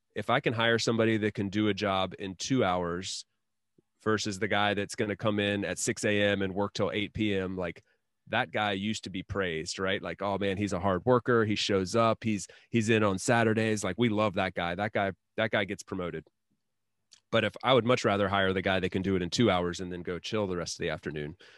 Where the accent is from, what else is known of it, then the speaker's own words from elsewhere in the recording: Asheville, North Carolina, United States; now in Spain; my hometown, like, in Asheville, North Carolina